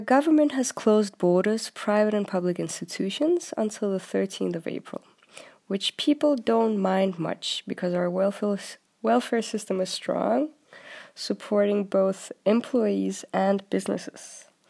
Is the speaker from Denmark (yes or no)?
yes; Denmark; also born or lived in London; I'm from Denmark, and I live in Copenhagen currently.